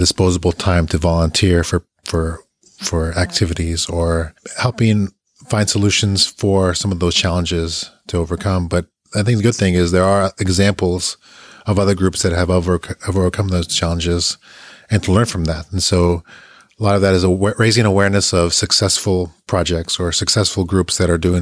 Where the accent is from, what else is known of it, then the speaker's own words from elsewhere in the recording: Bolivia; I'm someone coming from Latin America, especially Bolivia